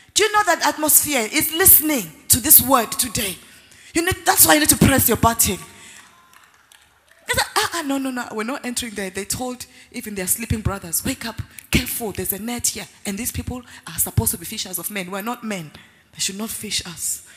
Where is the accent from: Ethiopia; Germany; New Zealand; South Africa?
South Africa; I grew up in South Africa